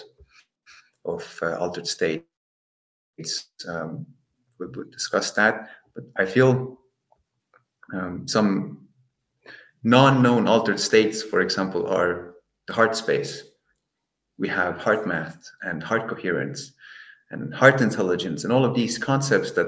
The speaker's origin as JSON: {"language": "English", "country": "Estonia", "moved": "yes", "lives_now": "Netherlands", "said": "I'm from Estonia, I'm in the Netherlands, I've lived in a lot of places"}